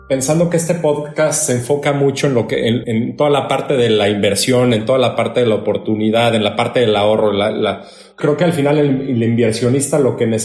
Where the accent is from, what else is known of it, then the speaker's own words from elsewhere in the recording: Mexico; ¿Cómo extrapolas eso a otra vez, como al mexicano, como tú y como yo?